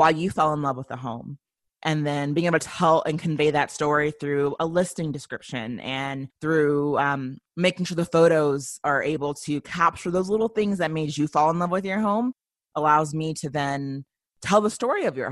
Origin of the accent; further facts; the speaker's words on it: Colorado, United States; also born or lived in Memphis, Tennessee; But for the most part, I really was raised, I think the latter part of my childhood was really based in Colorado.